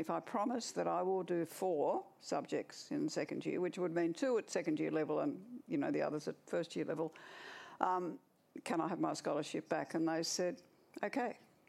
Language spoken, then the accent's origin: English; Orange, New South Wales, Australia; also born or lived in Goulburn / Garema; I was born in Orange in central western New South Wales, and I lived there for 7 years. Then I lived in Goulburn for a year, and then I lived in a little place called Garema